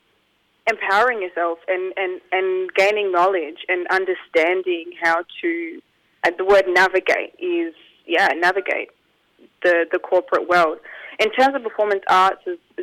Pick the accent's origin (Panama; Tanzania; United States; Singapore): Tanzania; now in Australia; I am originally from Tanzania, East Africa.